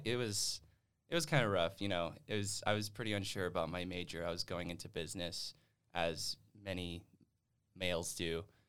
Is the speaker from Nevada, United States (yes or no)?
yes; West Wendover, Nevada, United States; moved away as an adult; also born or lived in Reno, Nevada; now in Utah, United States; I am from West Wendover